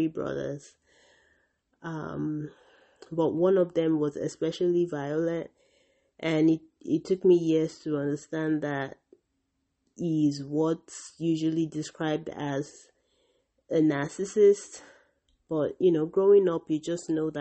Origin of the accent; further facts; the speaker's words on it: Nigeria; my own culture as a Nigerian